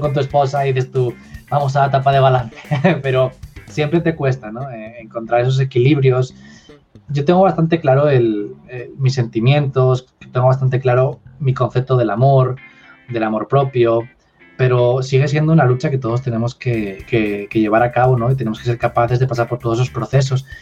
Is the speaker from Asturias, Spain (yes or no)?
yes; Asturias, Spain; also born or lived in Madrid; volví a mi tierra, a Asturias, que está en el norte de España